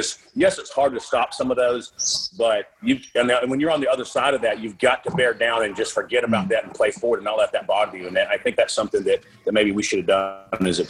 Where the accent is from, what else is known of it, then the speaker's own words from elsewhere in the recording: Florida, United States; I'm from Florida